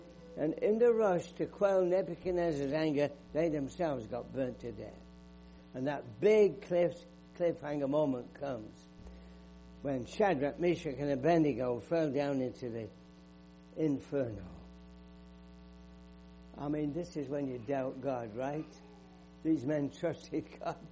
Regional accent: England, United Kingdom; moved away; I grew up in England. You can tell from my accent

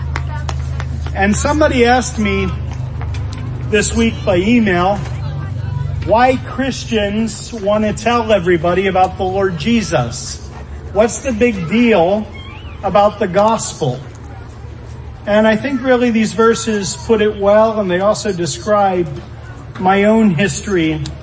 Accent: Birdsboro, Pennsylvania, United States; I'm from Pennsylvania, as they say, from the bustling metropolis of Birdsboro

